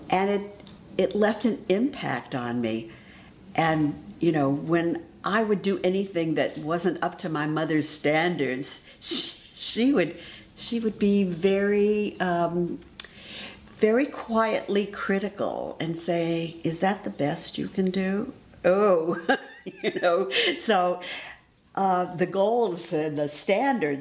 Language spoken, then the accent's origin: English; Los Angeles, California, United States; I was raised in Los Angeles, in East Los Angeles, actually, Boyle Heights